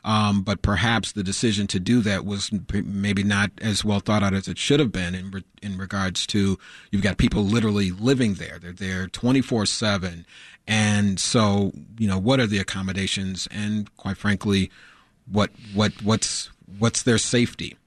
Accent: Chicago, Illinois, United States; growing up in Chicago

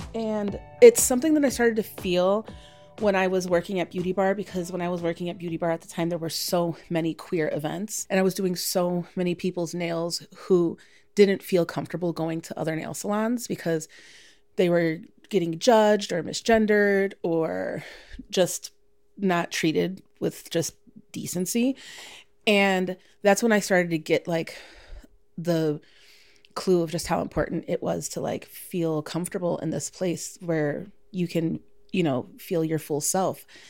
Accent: Chicago, Illinois, United States; I'm born and raised in Chicago, second generation Chicagoan.

